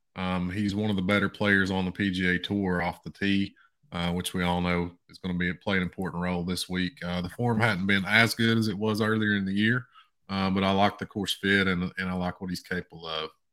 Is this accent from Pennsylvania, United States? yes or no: no; East Tennessee, United States; my hometown, a tiny little town in East Tennessee